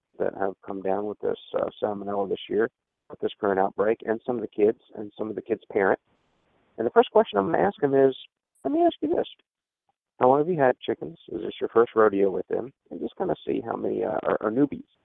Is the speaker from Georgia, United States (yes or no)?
yes; Georgia, United States; my home state of Georgia